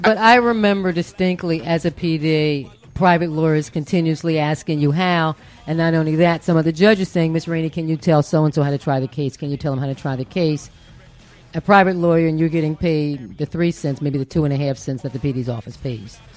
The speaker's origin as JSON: {"language": "English", "town": "Philadelphia", "region": "Pennsylvania", "country": "United States", "said": "I'm originally from Philadelphia"}